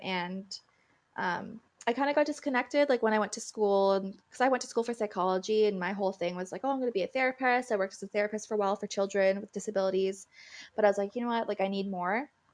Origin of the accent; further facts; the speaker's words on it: Wahta, Ontario, Canada; I'm from Wata, um, and I'm Mohawk